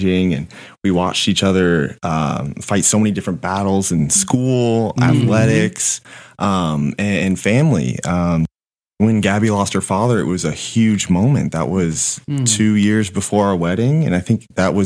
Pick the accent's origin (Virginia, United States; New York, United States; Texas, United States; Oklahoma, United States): Virginia, United States; Northern; I'm coming from Northern Virginia, right outside D.C.